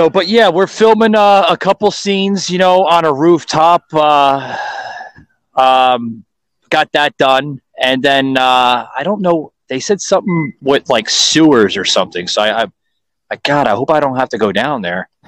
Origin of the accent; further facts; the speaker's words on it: New York City, New York, United States; now in Florida, United States; I was born in it, Joseph. Don't get me wrong, man. I'm from Queens, New York